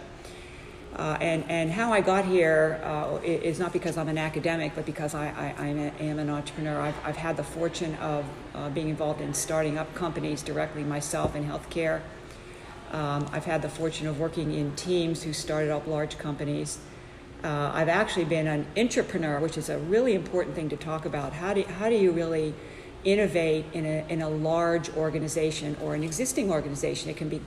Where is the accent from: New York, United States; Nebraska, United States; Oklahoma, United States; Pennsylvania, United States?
Pennsylvania, United States; Pittsburgh; I grew up in Pittsburgh, Pennsylvania